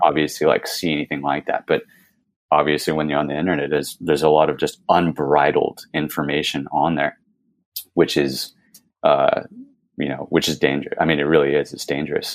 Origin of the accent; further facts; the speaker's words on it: California, United States; I was born in California, born and raised